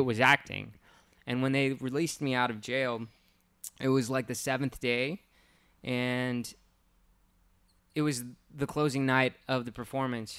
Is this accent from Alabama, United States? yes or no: no; Hacienda Heights, California, United States; grew up in Hacienda Heights